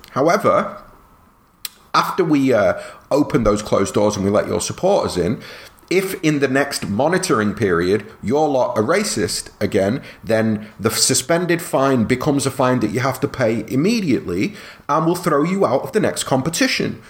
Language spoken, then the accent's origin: English; England, United Kingdom; I'm proud of being British, and I'm you know for what it's worth, I I love a lot of what England is and what it has represented for me growing up